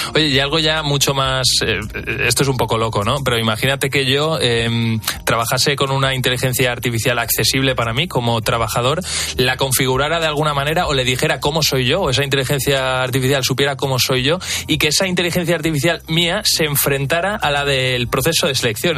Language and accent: Spanish; Valencian Community, Spain; now in Madrid, Spain; yo soy valenciano y vivo aquí en Madrid